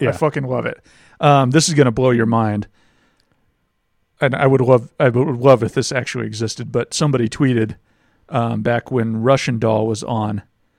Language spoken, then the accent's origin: English; Scotland, United Kingdom; Because I'm from Scotland, where that's what we do most of the time.